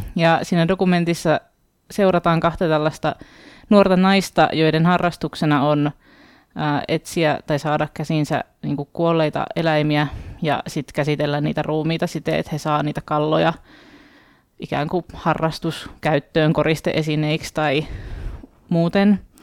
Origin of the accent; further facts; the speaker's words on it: Oulu, North Ostrobothnia, Finland; mun kotikaupungissa Oulussa